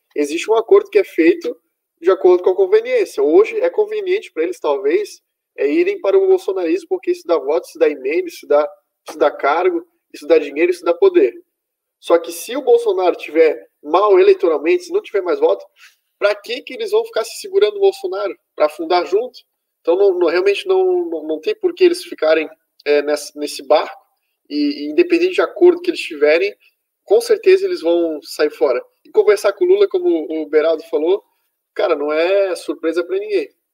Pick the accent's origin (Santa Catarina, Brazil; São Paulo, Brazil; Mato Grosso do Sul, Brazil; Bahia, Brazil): Santa Catarina, Brazil; eu sou de Santa Catarina, um estado extremamente bolsonarista